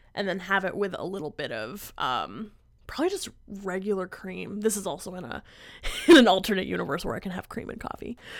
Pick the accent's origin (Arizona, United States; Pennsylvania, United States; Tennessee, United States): Pennsylvania, United States; moved away; I'm from Pennsylvania